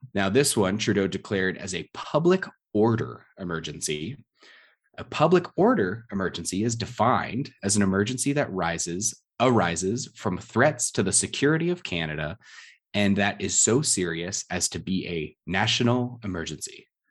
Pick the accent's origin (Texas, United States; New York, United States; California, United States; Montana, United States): California, United States; San Diego; I'm from San Diego